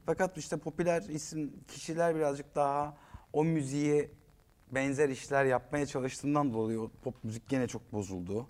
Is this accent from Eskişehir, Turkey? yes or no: yes; Eskişehir, Turkey; moved away; also born or lived in Ankara; Eskişehirliyim ben. Evimizin karşısı daydı stadyum